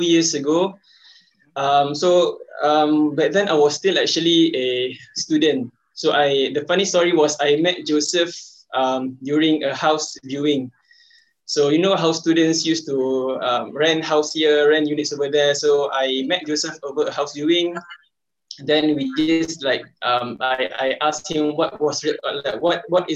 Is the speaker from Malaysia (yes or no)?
yes; Shah Alam, Selangor, Malaysia; I'm from Shah Alam